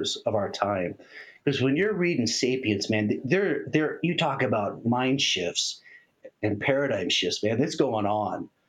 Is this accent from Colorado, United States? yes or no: yes; Castle Rock, Colorado, United States; I grew up in Castle Rock, Colorado, which is in Douglas County